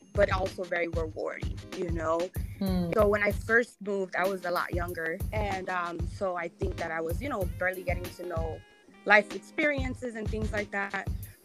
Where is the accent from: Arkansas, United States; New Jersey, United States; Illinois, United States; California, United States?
California, United States; Los Angeles; now in New York, United States; So my story is a little unique in the sense where, so I'm from South Central. Shout out to South Central